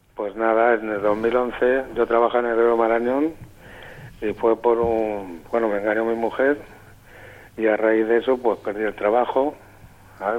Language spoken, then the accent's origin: Spanish; Aranjuez, Community of Madrid, Spain; aquí en Aranjuez, que yo soy de Aranjuez